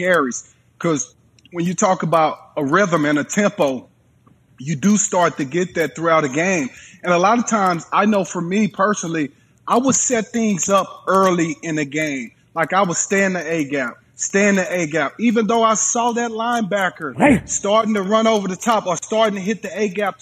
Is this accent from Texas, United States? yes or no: yes; Texas, United States; being a Texan